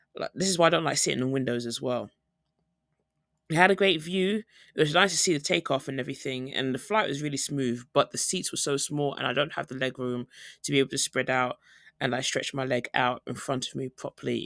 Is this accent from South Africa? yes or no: no; United Kingdom; moved away as an adult; now in South Korea; I'm flying from Korea to home, like, back in the U K